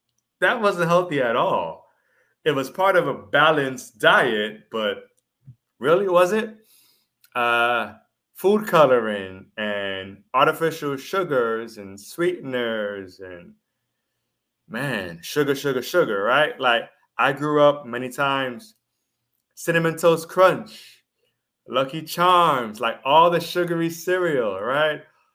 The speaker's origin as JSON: {"language": "English", "country": "Jamaica", "said": "but I know I'm Jamaican."}